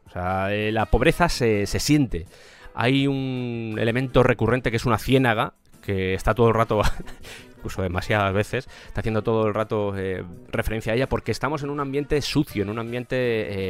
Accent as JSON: {"language": "Spanish", "country": "Spain", "said": "en mi país, en España"}